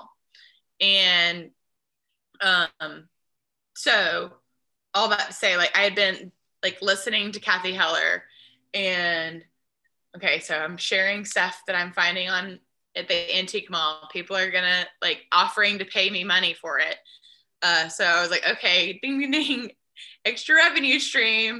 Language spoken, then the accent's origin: English; Nashville, Tennessee, United States; I grew up in Nashville in the school bus for first couple of years of school, when we lived by that shop